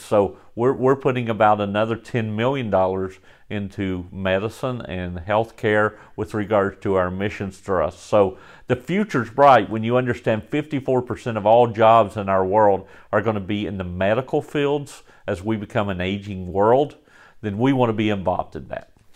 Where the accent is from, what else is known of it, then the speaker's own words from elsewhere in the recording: Galax, Virginia, United States; moved away as an adult; also born or lived in Florida; born and raised in Galax, Virginia